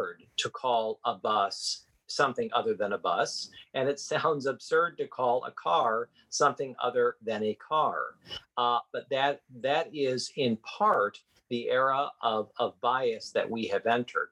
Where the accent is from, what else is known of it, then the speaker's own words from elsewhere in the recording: Midwest, United States; now in Washington, D.C., United States; I was born and raised in the Midwest